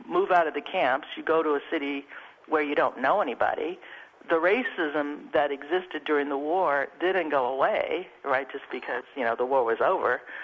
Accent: San Francisco Bay Area, California, United States; I grew up in the San Francisco Bay Area

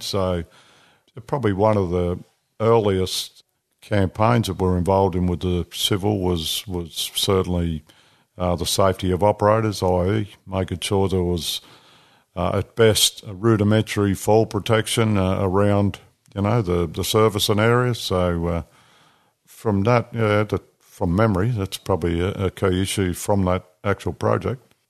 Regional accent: New South Wales, Australia; moved away; also born or lived in Northern Territory / Victoria; I was born in New South Wales

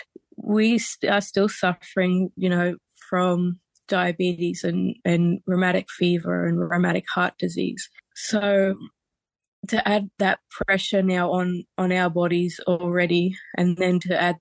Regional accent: Barkly Tablelands, Northern Territory, Australia; I'm a Gurangi traditional owner in Nimarinki, and I am from the Barkly Tablelands

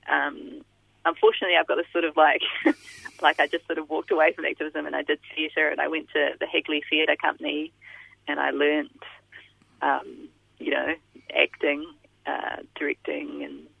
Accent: Christchurch, Canterbury, New Zealand; born or raised there; moved away as an adult; now in Melbourne, Australia

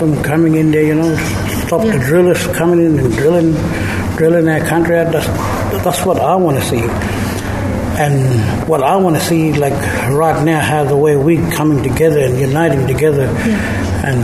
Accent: Garawa country, Borroloola, Northern Territory, Australia; I'm from the Garawa language group

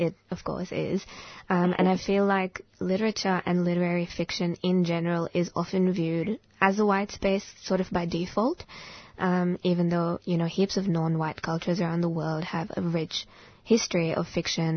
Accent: India; now in Australia; I grew up in India

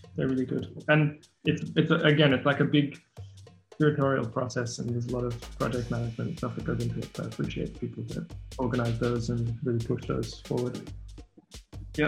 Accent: Sydney, New South Wales, Australia; I'm from Sydney, Australia

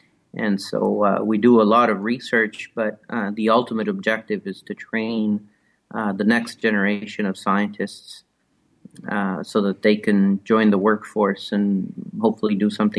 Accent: Italy; moved away as an adult; also born or lived in Rome; now in Canada; Well, I'm originally from Italy. I grew up in various places in Italy, studied mostly in Rome

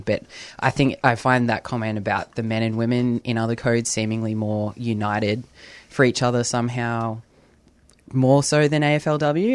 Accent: New South Wales, Australia; now in Victoria, Australia; I'm from New South Wales, so growing up footy there was N R L. now living here

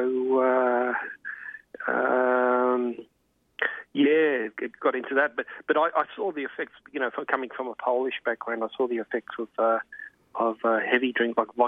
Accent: Melbourne, Victoria, Australia; I was brought up in the suburbs of like Melbourne, in good old Hawthorne when it was

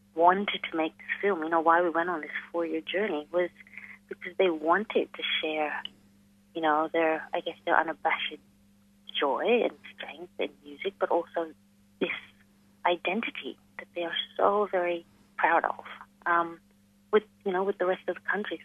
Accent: New Delhi, Delhi, India; moved away as an adult; also born or lived in Melbourne, Australia; now in Darwin, Australia; I was born and I grew up in New Delhi, in India.

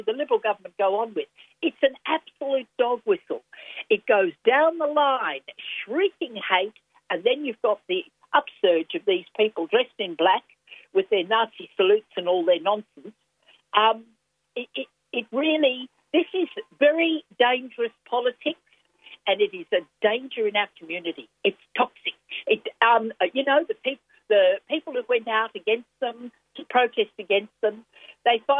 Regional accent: Queensland, Australia; now in Victoria, Australia; I grew up in Queensland

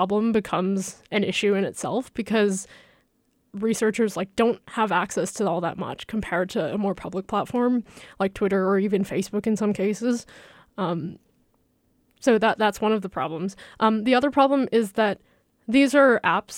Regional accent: China; moved away; I'm from China, so I have a lot of like family and friends that use WeChat to stay connected

